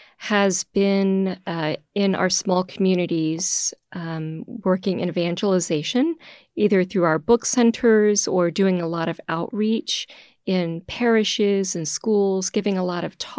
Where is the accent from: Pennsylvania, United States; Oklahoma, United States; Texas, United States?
Texas, United States; Houston; moved away as an adult; now in Boston, United States; I'm originally from Houston, Texas. So when I entered the community many, many years ago, moving from a little town outside of Houston up to Boston was a huge adjustment.